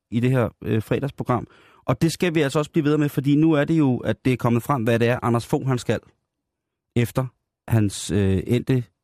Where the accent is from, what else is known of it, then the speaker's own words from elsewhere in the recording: South Korea; Fordi det er jeg, jeg er koreaner.